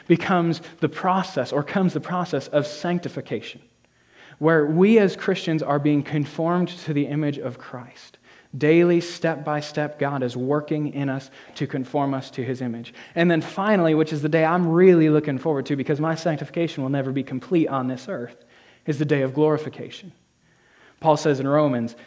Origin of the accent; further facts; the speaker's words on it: Whitehall, New York, United States; also born or lived in Rutland, Vermont; I've lived in the Northeast all my life. I was born in Rutland, Vermont, raised in Whitehall, New York